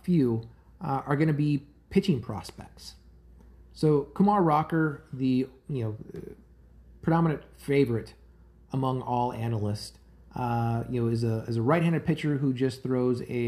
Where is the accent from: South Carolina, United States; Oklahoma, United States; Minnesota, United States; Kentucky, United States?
Oklahoma, United States; Tulsa; I grew up in Tulsa, Oklahoma, and have fond memories of going to the Tulsa Drillers